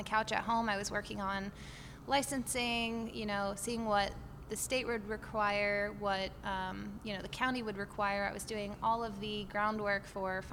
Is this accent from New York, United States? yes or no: no; New Jersey, United States; also born or lived in Cape Coral, Florida; now in Florida, United States; Born and raised in New Jersey.